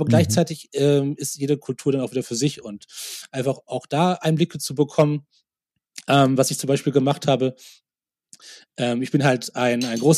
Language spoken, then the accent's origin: German; Munich, Bavaria, Germany; so, ja, wo kommst du denn her? Und ich so, ja, aus München.